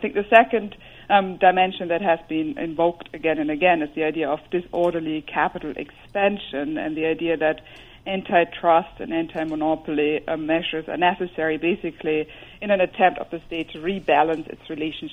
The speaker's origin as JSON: {"language": "English", "country": "Germany", "accent": "German", "second_language": "English", "moved": "yes", "said": "You might hear my German accent"}